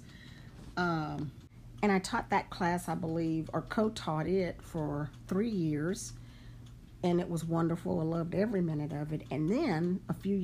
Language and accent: English; Lake Charles, Louisiana, United States; moved away as an adult; now in Houston, United States; I'm from Southwest Louisiana. I was born in Lake Charles, and I lived in Lake Charles, Louisiana until the age of 27.